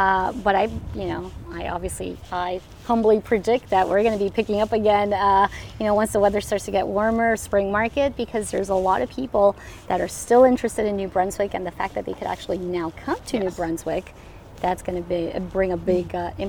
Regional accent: Colombia; English is a second language; now in Moncton, Canada; So we are from Colombia, and that was like a lot of my products. I wouldn't find them here. My mom actually moved with us as well.

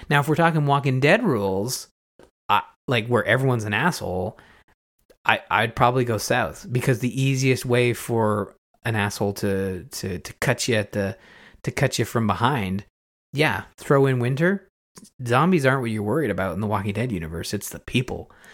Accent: Canada; I'm Canadian. Uh, I live through winter every year

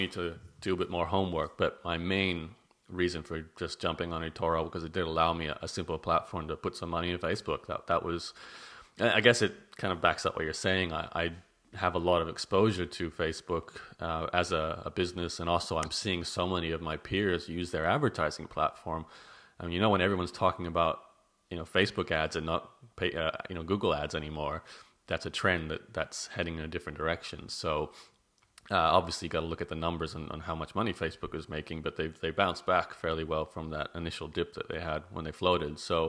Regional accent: Canada; now in Australia; I'm Canadian, sorry.

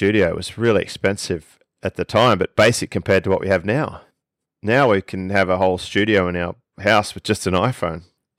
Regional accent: Australia; accent: Australian

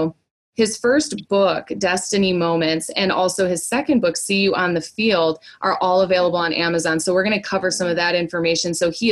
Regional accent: Indiana, United States; we're both from Indiana

